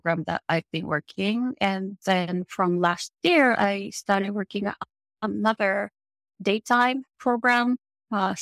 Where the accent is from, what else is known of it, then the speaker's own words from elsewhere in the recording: Japan; English is a second language; moved away as an adult; also born or lived in Italy; now in Los Angeles, United States; I am from Japan. Born and grew up in Japan. Lived there for until mid-30s.